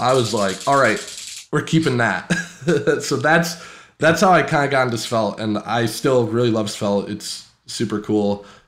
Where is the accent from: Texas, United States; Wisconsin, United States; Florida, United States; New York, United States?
Wisconsin, United States; Green Bay; I'm a lead developer at Ashley Furniture, and I'm from Green Bay, Wisconsin.